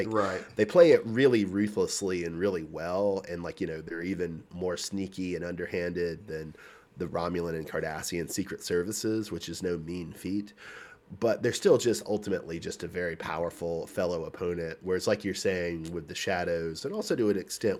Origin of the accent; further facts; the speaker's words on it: Pacific Northwest, United States; from Cascadia.